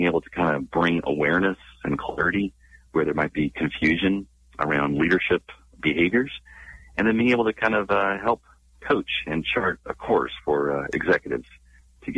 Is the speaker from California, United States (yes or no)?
yes; Northern California, United States; now in San Diego, United States; I'm born and raised in California, mainly in Northern